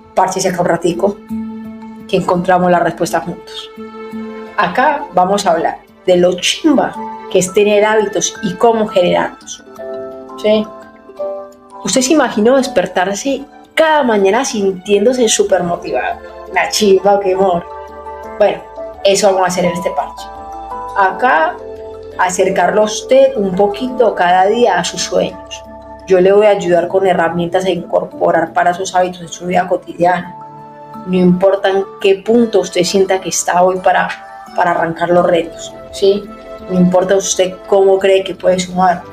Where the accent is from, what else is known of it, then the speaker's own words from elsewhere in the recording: Paisa, Antioquia, Colombia; moved away as an adult; now in Buenos Aires, Argentina; Soy una paisa que vive en Buenos Aires hace 10, 11 años